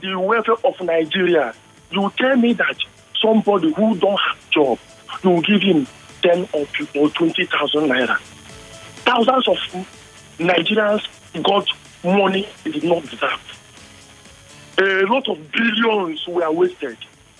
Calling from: Suva, Central Division, Fiji; from Suva.

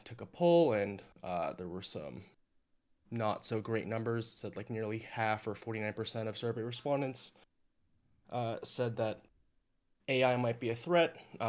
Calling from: California, United States; I'm calling from Orange County, California.

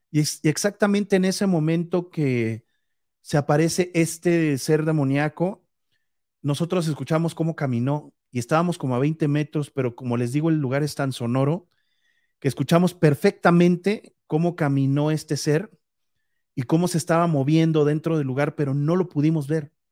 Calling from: Aguascalientes, Mexico; De Aguascalientes

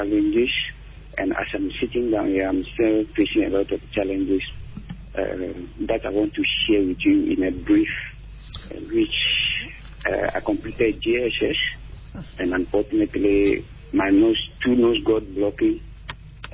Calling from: Dodowa, Greater Accra, Ghana; I'm calling from Dodoa

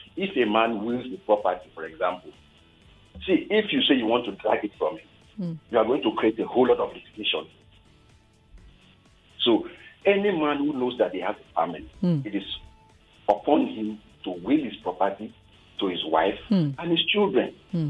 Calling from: Ikorodu, Lagos, Nigeria; I'm calling from Ikorodu.

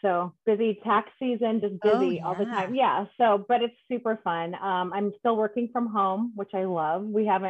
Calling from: San Diego, California, United States; That's okay. I live in San Diego.

